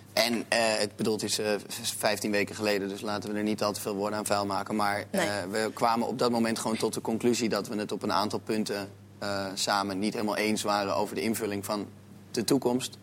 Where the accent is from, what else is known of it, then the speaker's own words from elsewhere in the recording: Amsterdam, North Holland, Netherlands; ik ben Amsterdammer. Ik ben ook opgegroeid met Ajax